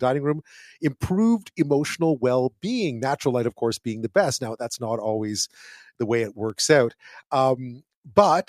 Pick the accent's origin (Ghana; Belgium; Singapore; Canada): Canada; Montreal, Quebec; the flat that I grew up in Montreal